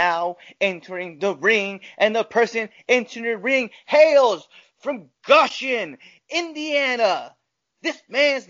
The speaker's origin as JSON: {"language": "English", "country": "Panama", "said": "soy panameño"}